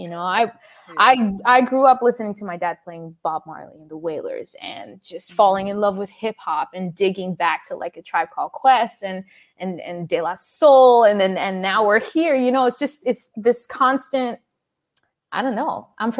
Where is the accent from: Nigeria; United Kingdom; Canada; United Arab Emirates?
United Arab Emirates; Dubai; also born or lived in Sudan; I'm originally Sudanese and I was born and raised in Dubai.